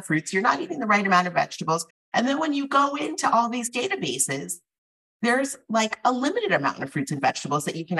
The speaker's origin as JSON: {"language": "English", "area": "the Northeast", "region": "Massachusetts", "country": "United States", "tie": "born or raised there", "said": "I was born in the Northeast and I'm of Afro-Caribbean descent"}